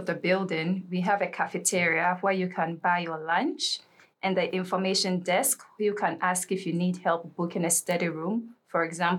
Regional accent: Ghana; moved away as an adult; now in Helsingborg, Sweden; I'm from Ghana and I'm an alumna of the Strategic Communication Master's Program

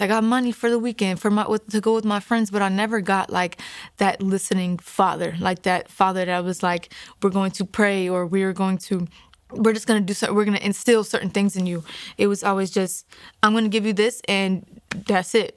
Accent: Hagerstown, Maryland, United States; I'm from Hagerstown, Maryland

